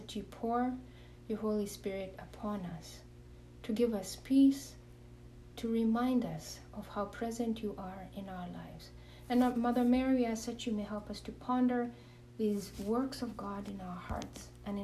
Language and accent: English; Kenya; I'm originally born and raised in Kenya